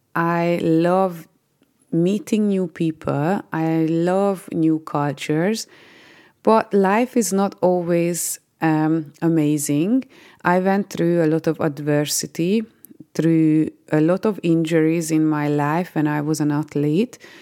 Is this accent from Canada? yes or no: no; Hungary; moved away as an adult; now in United Kingdom; I am originally from Hungary and I've been living in the UK for 14 years.